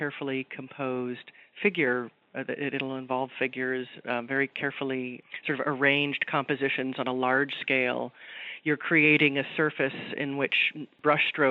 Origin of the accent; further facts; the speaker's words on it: Los Angeles, California, United States; I'm from Southern California, and I've heard many artists coming from the Northeast to Los Angeles, where I grew up